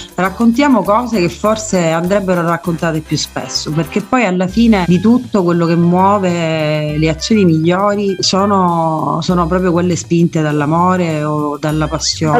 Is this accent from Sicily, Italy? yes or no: yes; Messina, Sicily, Italy; sono messinese